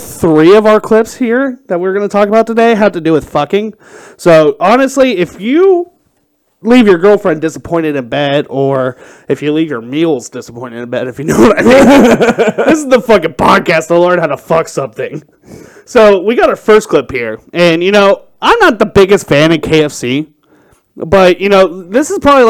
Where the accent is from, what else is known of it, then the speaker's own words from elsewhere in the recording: Kentucky, United States; When I was growing up in Kentucky